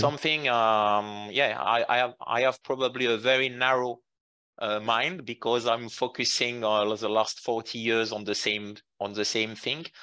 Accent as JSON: {"language": "English", "area": "Jura mountains", "region": "Bourgogne-Franche-Comté", "country": "France", "tie": "born or raised there", "also_born_or_lived": "Qatar", "second_language": "English", "moved": "as an adult", "lives_now": "Lausanne, Switzerland"}